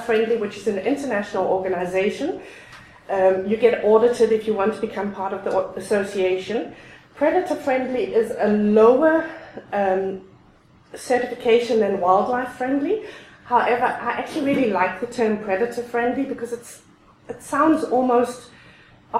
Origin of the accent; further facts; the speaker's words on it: South Africa; moved away as an adult; also born or lived in Europe; now in Alberta, Canada; I was born and raised in South Africa. I spent the first 22 years in South Africa